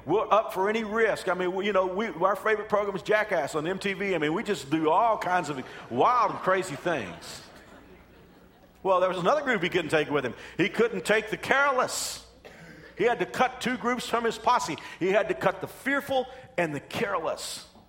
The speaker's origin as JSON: {"language": "English", "region": "Texas", "country": "United States", "tie": "born or raised there", "said": "you know I'm from Texas. We grew up, you know, in Texas"}